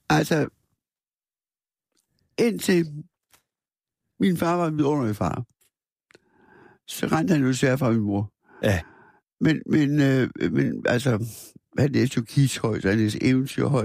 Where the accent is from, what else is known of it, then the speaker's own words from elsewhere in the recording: Aarhus, Central Denmark Region, Denmark; also born or lived in Askov, Denmark; Det var sådan et hjem i Aarhus, hvor der kom mange kunstnere.